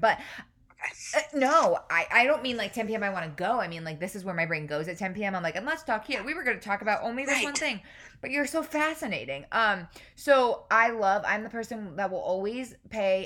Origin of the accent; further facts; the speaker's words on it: New York, United States; also born or lived in Boston; now in Savannah, United States; I'm originally from New York